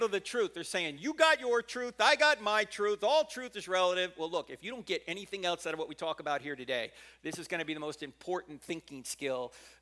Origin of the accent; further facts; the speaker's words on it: New Jersey, United States; moved away; I'm not originally from here. I'm originally from New Jersey